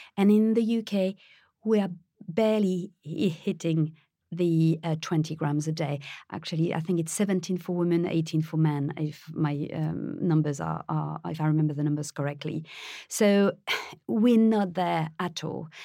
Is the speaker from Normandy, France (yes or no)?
no; Paris, Île-de-France, France; moved away; I was born in France, I was raised in Paris